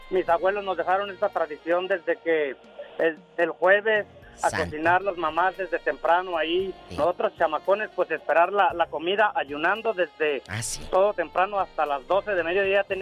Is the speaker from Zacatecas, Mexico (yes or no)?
yes; Fresnillo, Zacatecas, Mexico; now in Oregon, United States; Yo soy de parte de Fresnillo, de México Nuevo, Fresnillo, Zacatecas. Ay, qué bonito. Un humilde ranchito por ahí, nacido en México Nuevo.